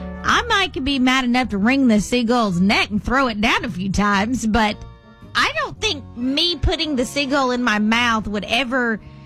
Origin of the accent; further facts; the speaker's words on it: Mississippi, United States; All right, so I'm from Mississippi